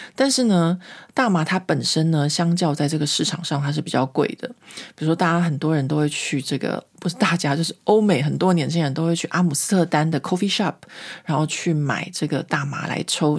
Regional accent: Taiwan; moved away as an adult; now in France; 我不再觉得我是中国人，我觉得我是台湾人

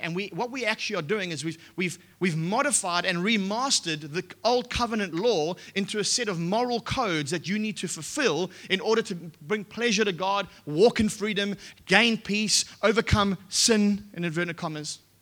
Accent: Australia; we're Australian

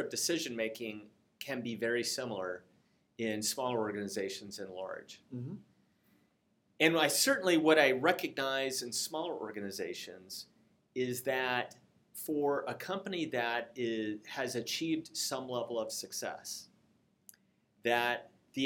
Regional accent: Seattle, Washington, United States; When I grew up in Seattle

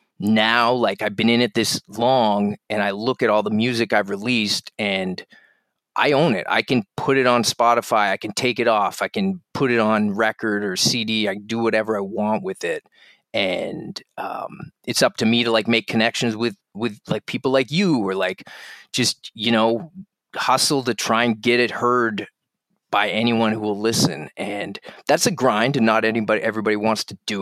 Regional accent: Halifax, Nova Scotia, Canada; I grew up in Halifax in the east coast of Canada.

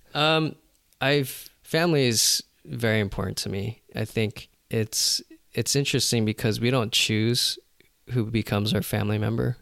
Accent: Los Angeles, California, United States; I was born here in L

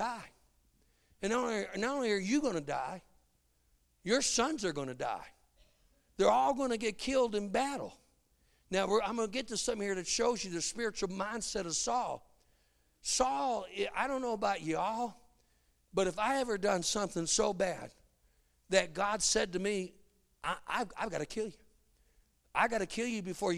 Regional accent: Chicago, Illinois, United States; moved away; I'm from Chicago

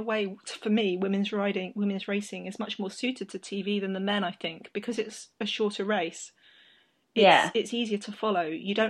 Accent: United Kingdom; as a British person

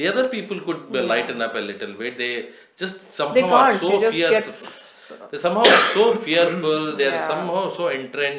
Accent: Tirupati, Andhra Pradesh, India; I remember growing up in Tirupati in mid-90s

